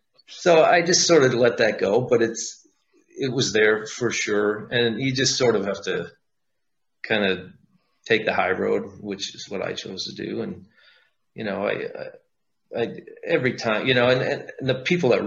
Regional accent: Wisconsin, United States; moved away as an adult; we're from Wisconsin. You know, I'm not there anymore, but that's where I grew up and lived most of my life

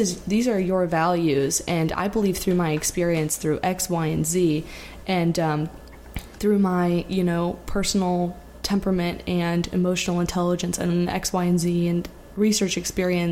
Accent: Florida, United States; moved away as an adult; now in New York, United States; I'm from Florida. I went to nursing school in Florida

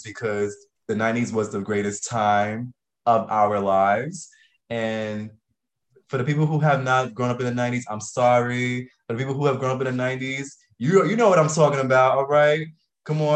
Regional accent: New York City, New York, United States; I grew up from New York City, specifically Brooklyn, New York, born and raised

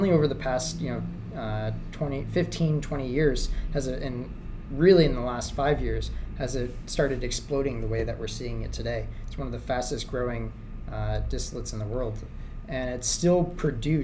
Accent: Tempe, Arizona, United States; moved away as an adult; also born or lived in Los Angeles, United States; now in Hong Kong; I grew up in Arizona

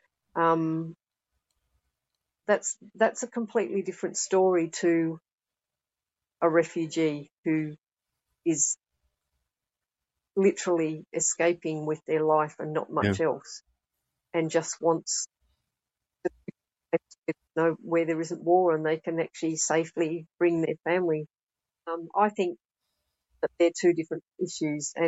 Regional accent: Australia; now in United Kingdom; I'm Australian

